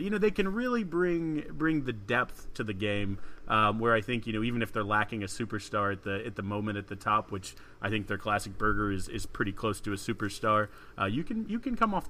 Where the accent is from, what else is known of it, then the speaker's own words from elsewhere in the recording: San Antonio, Texas, United States; now in Houston, United States; I live in Houston. I'm from San Antonio